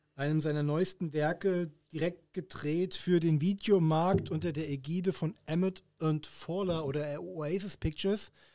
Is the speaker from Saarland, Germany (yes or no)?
no; Hesse, Germany; wie man auf, auf Hessisch sagt, wo ich herkomme